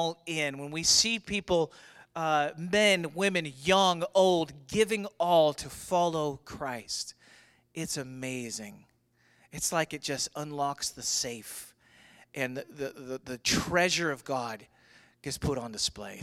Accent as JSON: {"language": "English", "town": "St. Louis", "region": "Missouri", "country": "United States", "tie": "born or raised there", "said": "growing up in St. Louis in the 80s"}